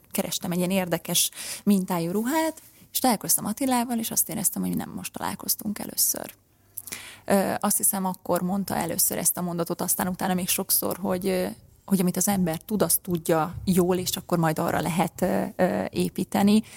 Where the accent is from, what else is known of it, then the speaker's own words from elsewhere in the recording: Komló, Baranya, Hungary; Komlói származású vagyok, és ott a helyi ének zenetagozatos általános iskolába lettem ráadásul beiratva